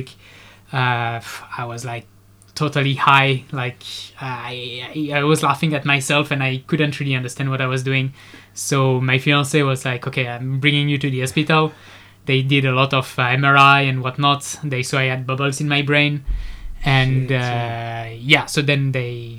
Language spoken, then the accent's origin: English; Nice, Provence-Alpes-Côte d'Azur, France; moved away as an adult; now in Singapore; I'm from France. I'm from the other side of France. I'm from Nice.